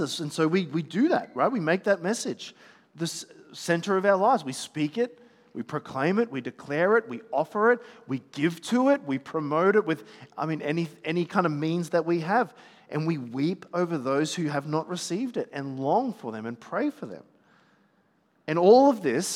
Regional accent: Gold Coast, Queensland, Australia; I'm from the Gold Coast

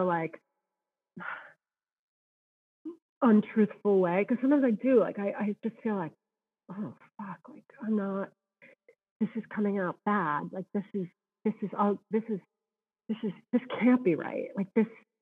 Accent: Massachusetts, United States; I grew up in Massachusetts

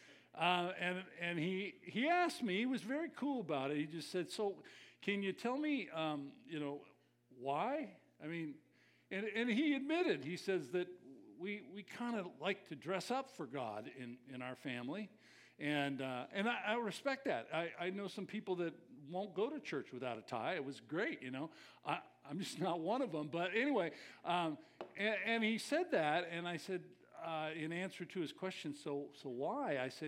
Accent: California, United States; I came from Southern Cal, so we didn't know formal down there.

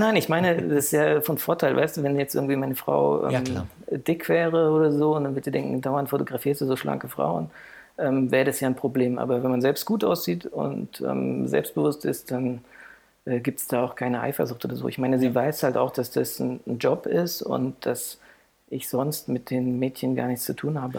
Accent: Heidelberg, Baden-Württemberg, Germany; now in Frankfurt, Germany; ich bin geboren in Heidelberg

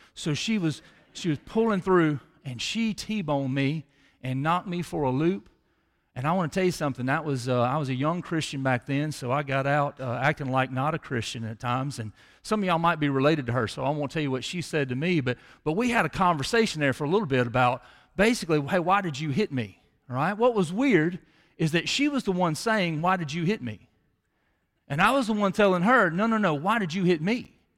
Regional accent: Tupelo, Mississippi, United States; around seventeen years old, I grew up in Chippewa

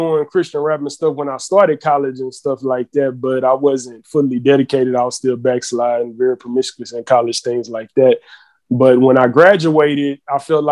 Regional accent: Houston, Texas, United States; I was born in Houston, Texas

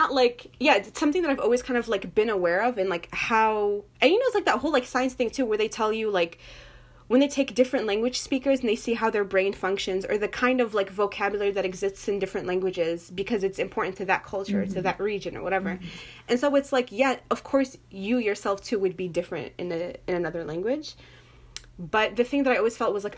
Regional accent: United States; I'm American

